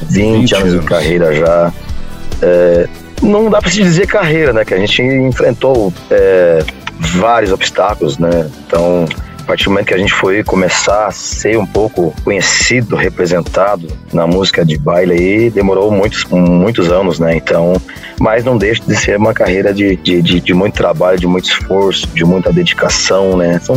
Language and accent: Portuguese; Saudades, Santa Catarina, Brazil; also born or lived in Chapecó; nasci em Chapecó, Santa Catarina. Depois, ainda pequeno, fui para a cidade de Saudades, Santa Catarina, né?